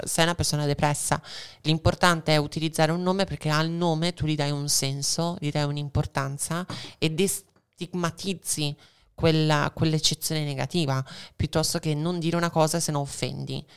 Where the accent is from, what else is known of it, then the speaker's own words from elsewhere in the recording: Veneto, Italy; also born or lived in Argentina; Da buona veneta e anche in parte argentina